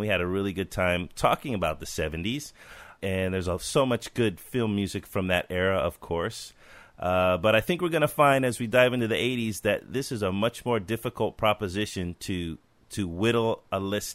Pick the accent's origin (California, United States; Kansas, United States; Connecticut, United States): California, United States; I'm a Californian